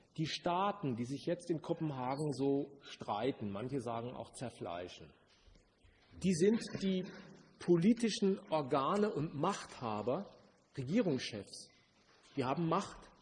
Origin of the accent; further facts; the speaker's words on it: Germany; Das war mit meiner Geburt entschieden. Ich war Deutscher